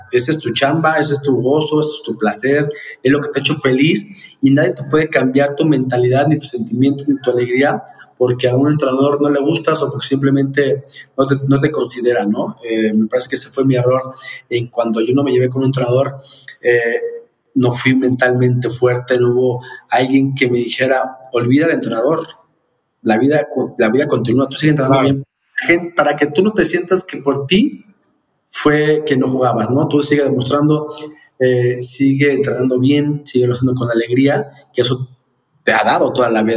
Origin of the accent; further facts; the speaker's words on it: Mexico; como mexicano